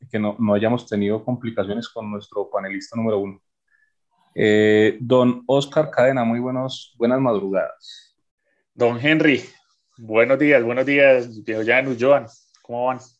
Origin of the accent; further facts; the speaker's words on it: Colombia; como buenos colombianos, en los últimos dos días se llenó la aceptación